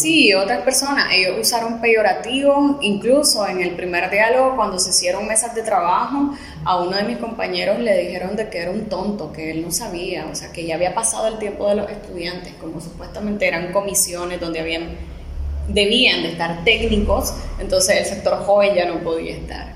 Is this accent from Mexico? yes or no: no; Managua, Nicaragua; yo realmente nunca he salido de acá de Managua